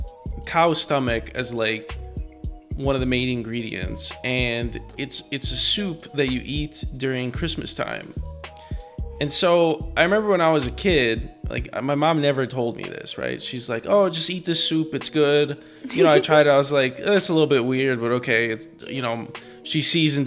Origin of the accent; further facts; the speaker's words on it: Chicago, Illinois, United States; in my hometown of Chicago